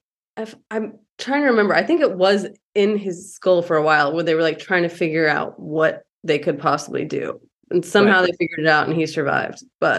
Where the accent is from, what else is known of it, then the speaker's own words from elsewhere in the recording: Oklahoma, United States; growing up in Oklahoma, the Broken Arrow Boy was like really famous.